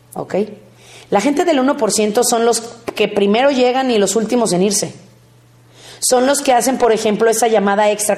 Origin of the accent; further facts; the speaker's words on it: Mexico; Como mexicanos somos muy dramáticos